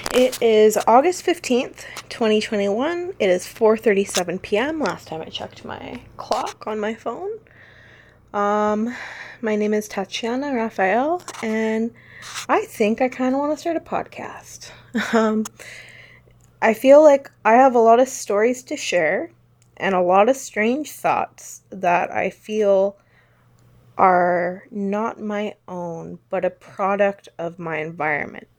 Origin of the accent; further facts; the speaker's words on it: Langley, British Columbia, Canada; I was born on a snowy day in a dreary, rainy town, which was both beautiful and, uh, rural, but also had an urban kick to it, called Langley, B C